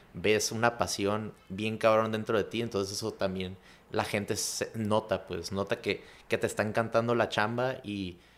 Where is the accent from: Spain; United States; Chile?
United States; Chula Vista, California; me fui a, a, Chulavista en cuarto de primaria